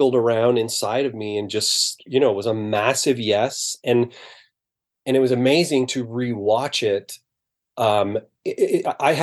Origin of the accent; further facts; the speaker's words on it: Brampton, Ontario, Canada; I grew up in Brampton, so to me, that's pretty middle class.